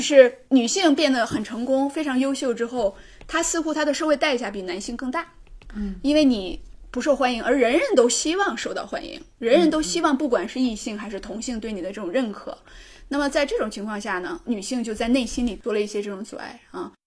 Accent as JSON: {"language": "Chinese", "region": "Northeast China", "country": "China", "accent": "Northeastern (Dongbei) dialect", "said": "我们东北话叫耍尖儿"}